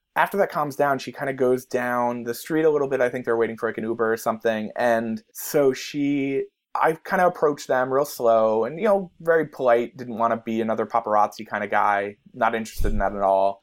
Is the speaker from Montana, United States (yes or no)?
no; New Jersey, United States; growing up in New Jersey